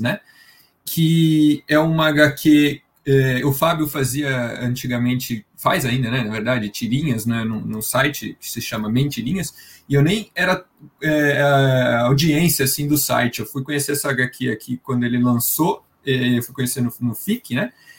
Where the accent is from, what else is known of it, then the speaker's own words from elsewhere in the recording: interior of São Paulo, Brazil; Sou de São Paulo interior de São Paulo